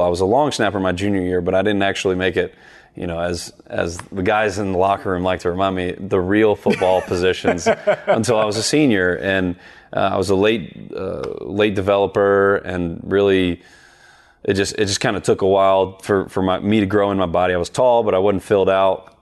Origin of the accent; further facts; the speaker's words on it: the South, United States; growing up in the South